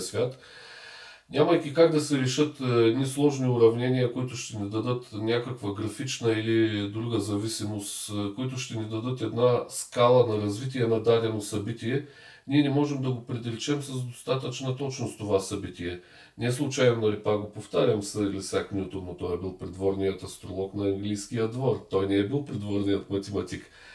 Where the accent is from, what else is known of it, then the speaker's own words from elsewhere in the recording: Bulgaria; като един българин държа да го кажа много важно, защото ние българите сме със специфична вяра